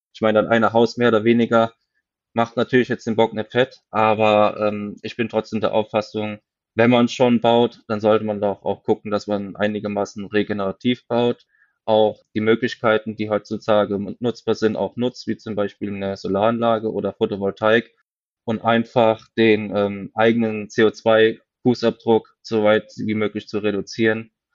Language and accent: German; Westerwald, Germany; bei uns im Westerwald